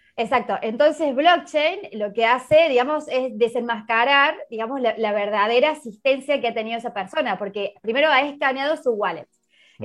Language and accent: Spanish; Argentina; moved away as an adult; now in Málaga, Spain; soy argentina, bueno, vivo en Málaga hace más de un año ya acá